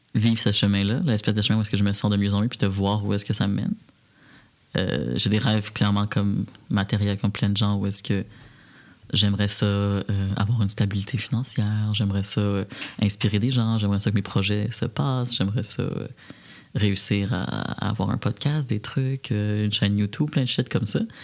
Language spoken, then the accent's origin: French; Repentigny, Quebec, Canada; now in Montreal, Canada; moi j'ai grandi à Repentigny, en petite banlieue